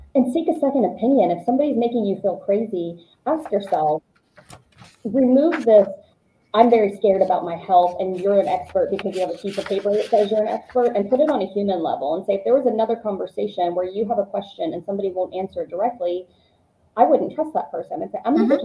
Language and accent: English; Georgia, United States; moved away; I grew up in Georgia.